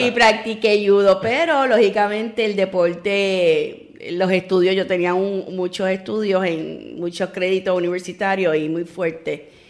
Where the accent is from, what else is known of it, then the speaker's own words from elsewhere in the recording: San Juan, Puerto Rico; yo soy oriunda de Río Piedra.